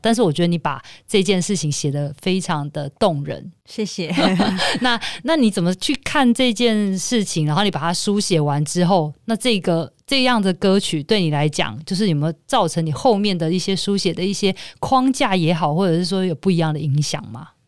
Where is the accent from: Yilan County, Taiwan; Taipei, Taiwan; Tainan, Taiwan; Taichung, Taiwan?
Taipei, Taiwan; 我小时候是在台北的那个夜市长大的